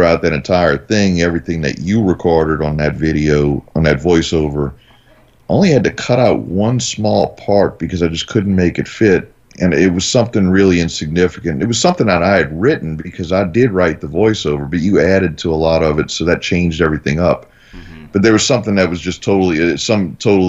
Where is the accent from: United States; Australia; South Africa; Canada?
United States; New Orleans, Louisiana; I'm from New Orleans